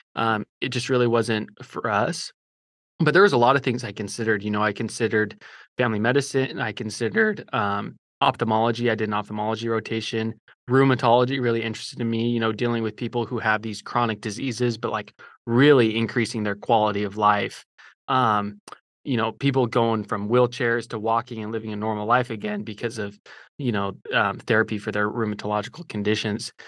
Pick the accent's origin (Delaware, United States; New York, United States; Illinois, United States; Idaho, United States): Idaho, United States; also born or lived in Utah; now in Fort Worth, United States; I'm from Idaho originally